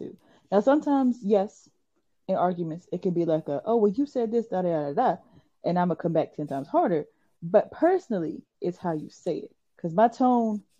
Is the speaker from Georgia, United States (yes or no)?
no; Virginia, United States; accent: country; we are from Virginia